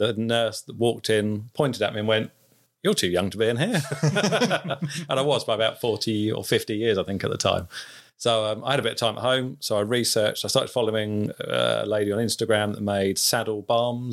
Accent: Cambridge, East of England, United Kingdom; I'm from Cambridge

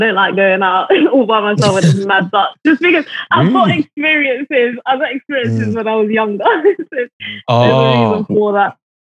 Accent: London, United Kingdom; now in Liverpool, United Kingdom; I grew up in Brixton

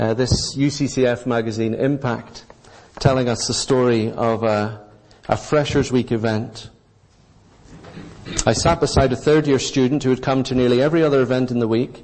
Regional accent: Northern Ireland, United Kingdom; growing up in Northern Ireland when the Troubles were still raging in the land

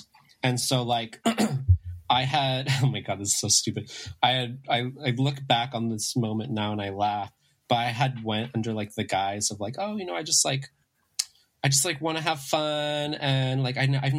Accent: San Gabriel Valley, greater Los Angeles area, California, United States; I grew up in the San Gabriel Valley, where I actually currently am, in the LA, kind of the greater LA area

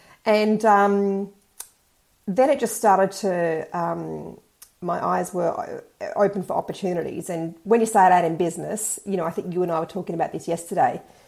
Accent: Sydney, New South Wales, Australia; now in Perth, Australia; Sydney, but I've lived all over.

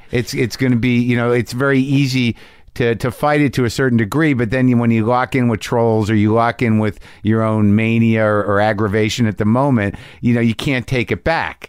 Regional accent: Albuquerque, New Mexico, United States; moved away; in my hometown

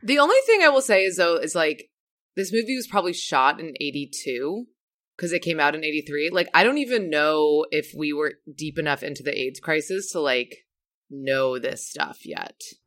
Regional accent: Saint Croix, U.S. Virgin Islands; Saint Croix, which is where I'm from, Saint Croix in the U S Virgin

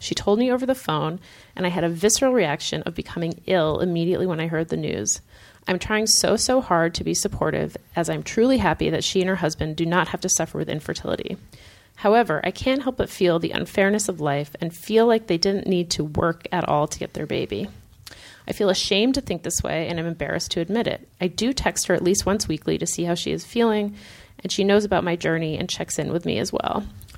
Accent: Lowell, Massachusetts, United States; I was born and lived in Lowell, Massachusetts. Love all the Mill City references, Matt, and currently live in a town nearby with my husband.

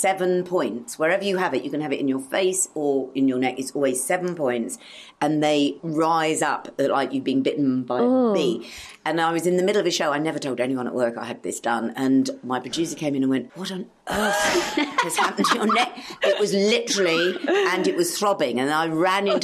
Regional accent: Australia; moved away; I grew up in Australia

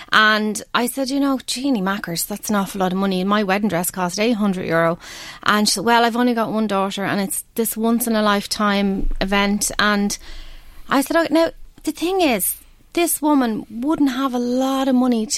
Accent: Ireland; We're Irish.

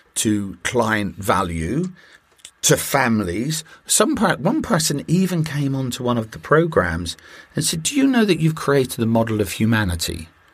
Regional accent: United Kingdom; I'm a Brit

